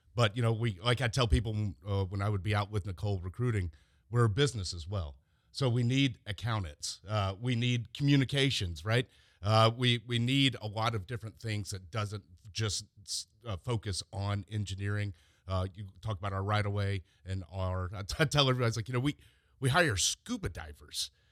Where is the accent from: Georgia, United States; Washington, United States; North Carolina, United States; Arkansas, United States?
Georgia, United States; Mapleton; I am from Mapleton